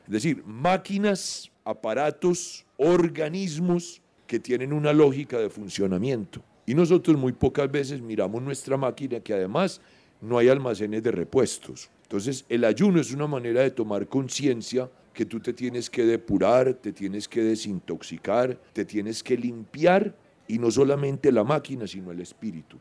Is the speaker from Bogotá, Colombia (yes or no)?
no; Medellín, Antioquia, Colombia; yo soy modelo 1959 y soy urbano soy de Medellín